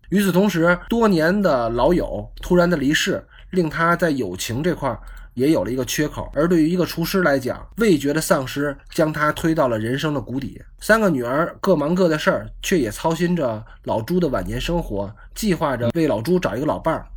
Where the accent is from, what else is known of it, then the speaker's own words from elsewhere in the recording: Tianjin, China; accent: Tianjin dialect; 用我们天津话给他起个外号